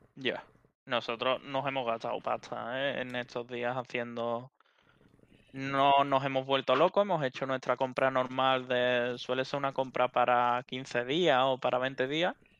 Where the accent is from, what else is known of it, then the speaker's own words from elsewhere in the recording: his village near Utrera, Andalusia, Spain; en mi pueblo los supermercados eh, solo hay uno y es un Super Carmela